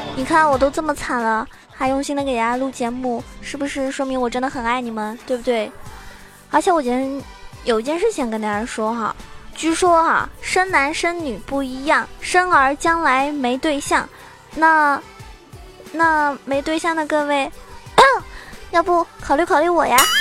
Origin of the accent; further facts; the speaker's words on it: Zhejiang, China; 我是浙江人